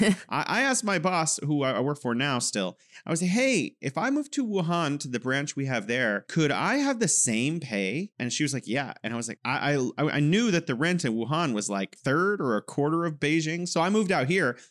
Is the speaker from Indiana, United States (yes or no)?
no; California, United States; now in China; I'm from California, and now I'm living in wonderful, beautiful China.